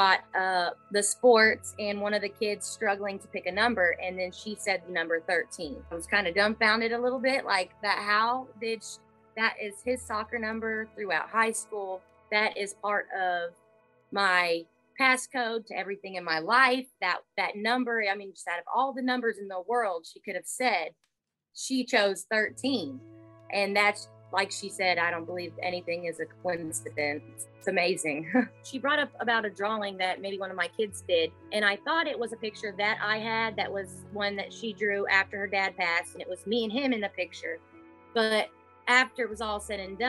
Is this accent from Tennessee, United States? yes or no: yes; Tennessee, United States; I'm from Tennessee